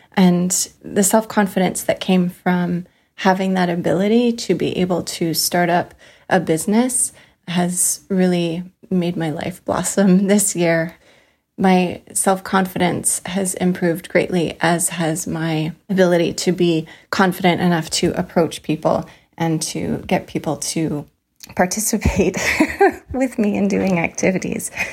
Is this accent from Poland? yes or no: no; Canada; moved away as an adult; now in Seattle, United States; I'm a Canadian living in the U S